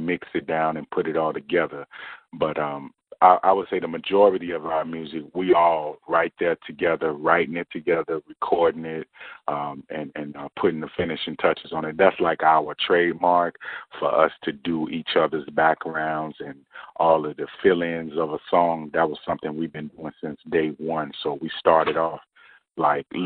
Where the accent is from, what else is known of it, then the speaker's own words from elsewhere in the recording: Chicago, Illinois, United States; we grew up in the Chicago Youth Centers. At ABC and BBR right there on the west side of Chicago.